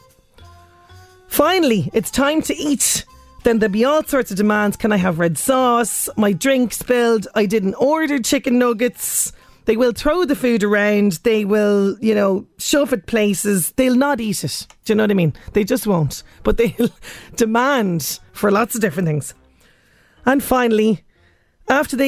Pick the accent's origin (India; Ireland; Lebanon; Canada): Ireland; as Irish people